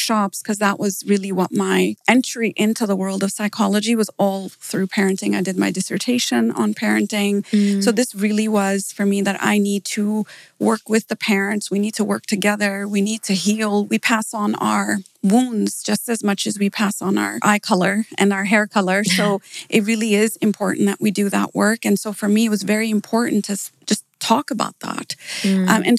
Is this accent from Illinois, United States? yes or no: yes; Downers Grove, Illinois, United States; moved away as an adult; also born or lived in Pakistan / Malaysia / Phoenix, Arizona / Dallas; now in Dubai, United Arab Emirates; I was born in Pakistan and we moved to the US when I was 8 years old. And I lived in Downers Grove the whole way through